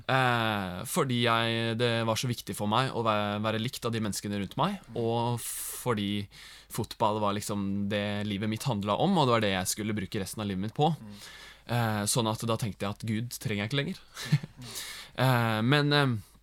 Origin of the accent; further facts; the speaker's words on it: Gudbrandsdalen, Innlandet, Norway; moved away; also born or lived in Bærum; vi er jo fra Gudbrandsdalen